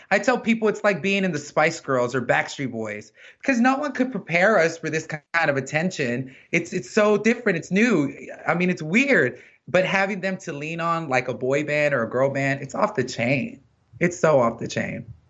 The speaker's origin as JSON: {"language": "English", "region": "Texas", "country": "United States", "said": "I'm from Texas"}